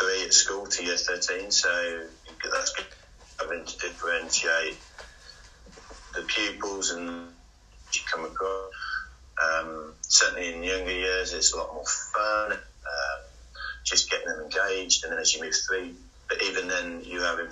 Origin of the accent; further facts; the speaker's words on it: Stourbridge, West Midlands, United Kingdom; I'm born in Stourbridge